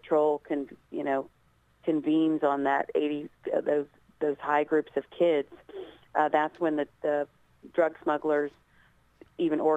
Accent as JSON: {"language": "English", "town": "Scottsburg", "region": "Indiana", "country": "United States", "tie": "born or raised there", "said": "my hometown team, Scottsburg High School"}